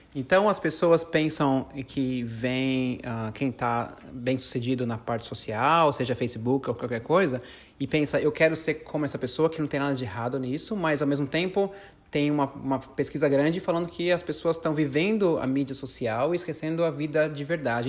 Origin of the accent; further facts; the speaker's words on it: Brazil; a gente é brasileiro